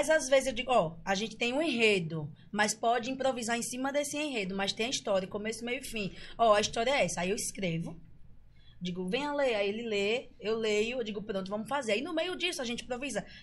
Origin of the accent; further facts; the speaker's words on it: São Luís do Quitunde, Alagoas, Brazil; also born or lived in Maceió / Rio de Janeiro; Eu morei, eu nasci em Maceió, mas eu me criei até 11 anos de idade em São Luís do Quitunde